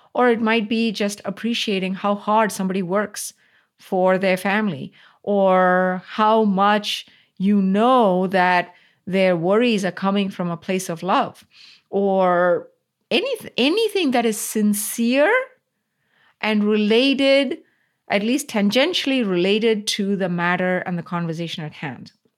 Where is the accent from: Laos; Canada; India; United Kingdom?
India; Coimbatore, Tamil Nadu; moved away; this was in South India, city called Coimbatore, which is my hometown